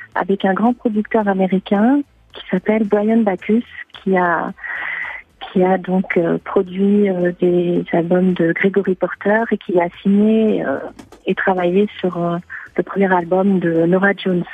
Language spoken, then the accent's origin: French; France; accent: French; je reste avant tout française